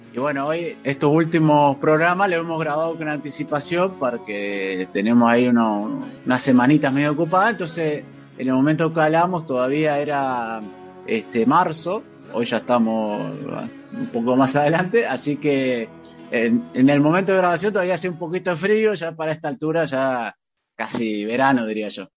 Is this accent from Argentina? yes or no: yes; Nogoyá, Entre Ríos, Argentina; yo soy de Nuevo ya Entre Ríos